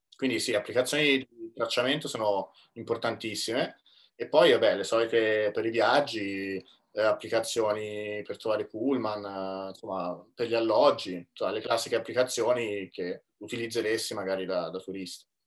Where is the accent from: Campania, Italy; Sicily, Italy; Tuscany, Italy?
Tuscany, Italy; moved away as an adult; also born or lived in Milan; ho comprato casa in Toscana nel mio paese natale